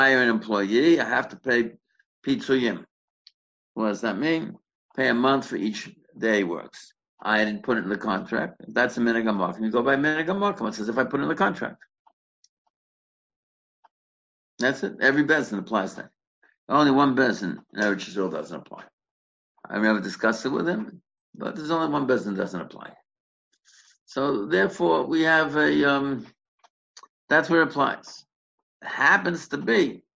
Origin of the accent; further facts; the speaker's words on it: Boston, Massachusetts, United States; when I grew up in Boston